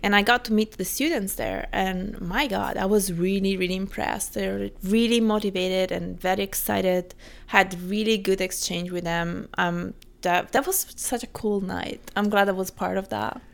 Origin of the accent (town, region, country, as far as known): Italy